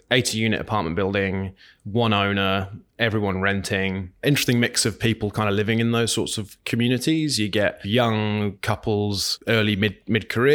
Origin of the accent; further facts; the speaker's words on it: Northampton, East Midlands, United Kingdom; Born in a little little town called Northampton in the UK, right in the middle of England